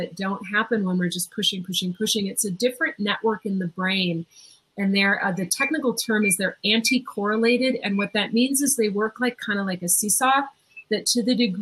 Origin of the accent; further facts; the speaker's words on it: Minnesota, United States; I'm from Minnesota